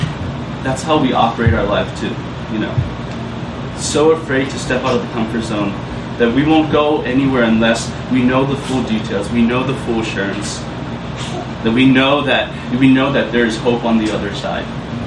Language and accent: English; Minneapolis, Minnesota, United States; born there; I was born in Minneapolis, up north where it's cold and it's like 8 months winter and 2 months of summer